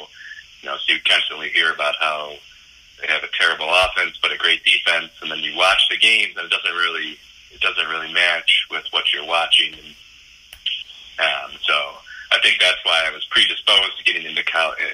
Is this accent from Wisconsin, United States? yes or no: yes; Madison, Wisconsin, United States; I grew up in Madison, went to Wisconsin